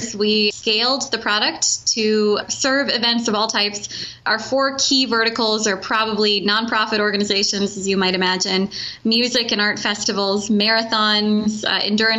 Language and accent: English; Cedar Falls, Iowa, United States; I am an Iowa native. I grew up in Cedar Falls